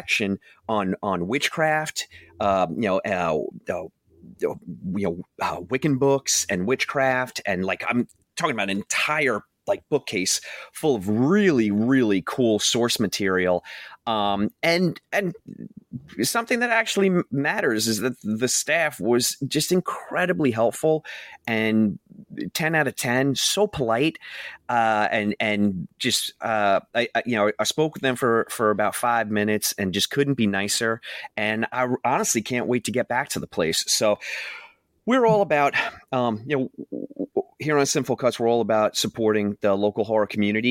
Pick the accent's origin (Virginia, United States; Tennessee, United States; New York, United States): New York, United States; we're from New York.